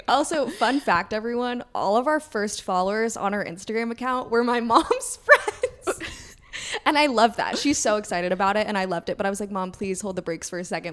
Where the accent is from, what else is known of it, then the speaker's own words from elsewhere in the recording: Kentucky, United States; moved away as an adult; now in New York City, United States; I'm from Kentucky.